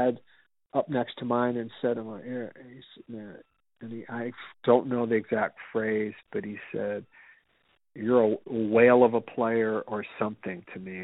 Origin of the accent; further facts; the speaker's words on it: Detroit, Michigan, United States; I said, Detroit.